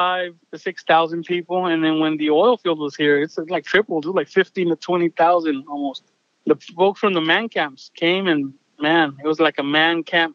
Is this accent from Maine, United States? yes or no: no; Pecos, Texas, United States; I'm from Pecos, Texas, out here in oil field country.